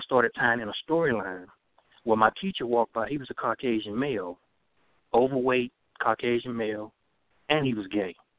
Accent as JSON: {"language": "English", "town": "Dothan", "region": "Alabama", "country": "United States", "tie": "born or raised there", "said": "growing up in Southeast Alabama"}